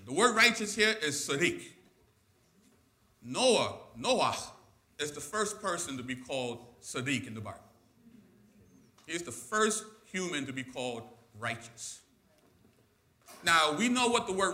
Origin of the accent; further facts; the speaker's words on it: New York City, New York, United States; I'm born and raised in Brooklyn